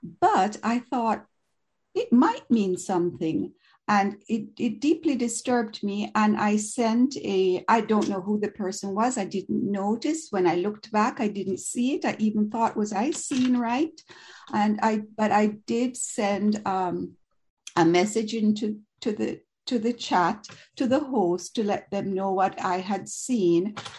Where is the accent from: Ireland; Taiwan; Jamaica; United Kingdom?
Jamaica; now in Toronto, Canada; So I'm an immigrant from Jamaica in the West Indian Island, and I've been living in Canada for over 40 years.